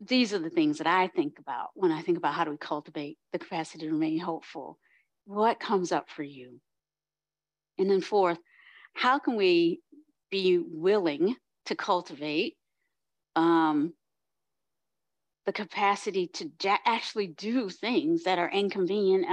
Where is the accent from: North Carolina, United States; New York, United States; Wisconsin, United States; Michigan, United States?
North Carolina, United States; my people growing up in the South in North Carolina